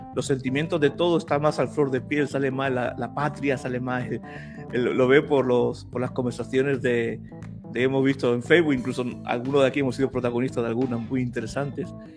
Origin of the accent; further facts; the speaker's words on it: Spain; como española